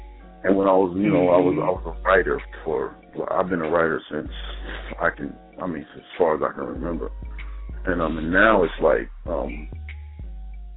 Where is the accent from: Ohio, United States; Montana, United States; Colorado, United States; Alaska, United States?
Ohio, United States; Dayton; now in Maryland, United States; I'm more on the Maryland side, but I'm originally from Dayton, Ohio